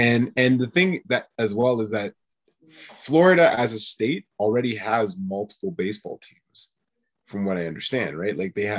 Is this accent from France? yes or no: no; Quebec, Canada; I was born in Quebec